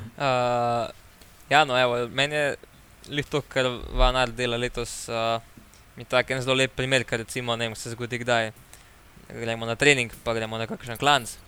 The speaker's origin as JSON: {"language": "Slovenian", "country": "Slovenia"}